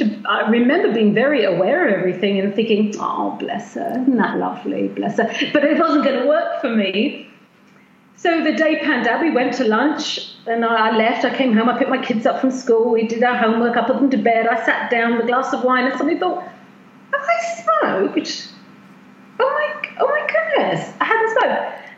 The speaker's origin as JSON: {"language": "English", "country": "United States", "tie": "born there", "said": "so I was born in America, and I've always traveled all my life, traveled from one state to another. We immigrated here, and I'm always going back and forth."}